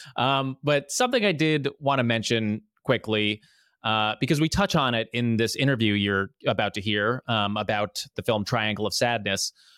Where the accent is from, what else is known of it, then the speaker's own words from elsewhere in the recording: New Jersey, United States; moved away as an adult; now in New York, United States; I am from New Jersey